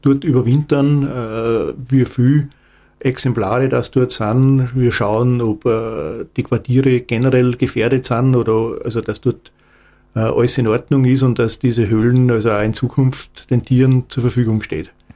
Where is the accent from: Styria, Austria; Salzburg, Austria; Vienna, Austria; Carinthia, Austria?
Salzburg, Austria; ich komme aus Salzburg